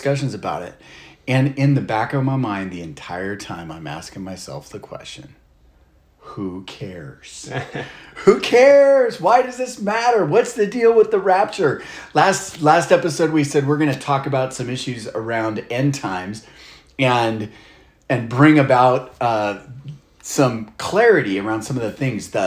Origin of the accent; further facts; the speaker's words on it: Texas, United States; I grew up in Texas